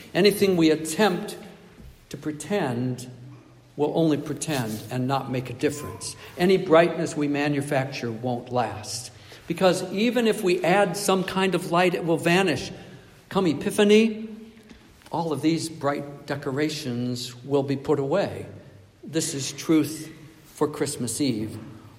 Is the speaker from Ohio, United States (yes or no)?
no; Nebraska, United States; also born or lived in Michigan, United States / Ontario, Canada; I desperately wanted snow when I was a child and a youth growing up in Nebraska and Michigan and Ontario.